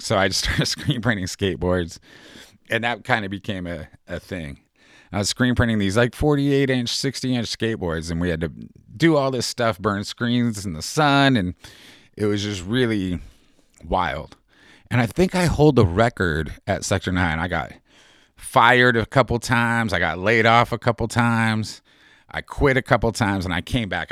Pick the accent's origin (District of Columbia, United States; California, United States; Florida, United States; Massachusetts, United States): California, United States; San Diego; moved away as an adult; also born or lived in San Francisco; now in Portland, United States; I grew up in San Diego, and when I was twenty-four, I moved to San Francisco, and I lived there for about eighteen years